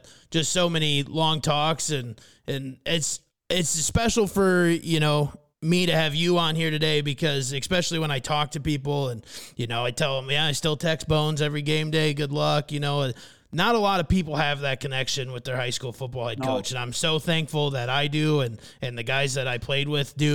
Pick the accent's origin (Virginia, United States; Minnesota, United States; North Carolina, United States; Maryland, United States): Minnesota, United States; Fairmont; my hometown of Fairmont, Minnesota.